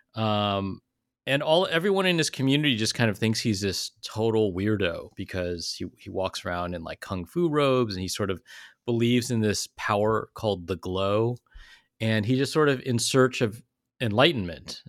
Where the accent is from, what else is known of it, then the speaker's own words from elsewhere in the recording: South Bay, Silicon Valley, California, United States; I grew up in the South Bay, like Silicon Valley, in the eighties and nineties